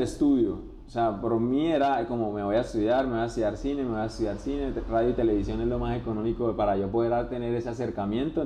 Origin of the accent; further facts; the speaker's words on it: Barrancabermeja, Santander, Colombia; moved away as an adult; now in Bucaramanga, Colombia; soy de la ciudad de Barranca Bermeja, vine a la ciudad de Bucaramanga con las ganas de, de estudiar